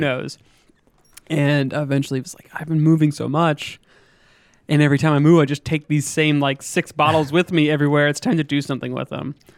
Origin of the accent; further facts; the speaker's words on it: western Pennsylvania, United States; moved away as an adult; now in Augusta, United States; I grew up in Pennsylvania, uh, small town kid, kind of on the western side of the, of the state. Not quite Pittsburgh